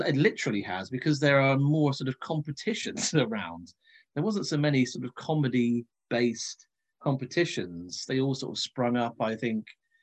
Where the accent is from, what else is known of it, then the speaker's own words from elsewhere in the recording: Cornwall, South West England, United Kingdom; moved away as an adult; also born or lived in Leicester; growing up in Cornwall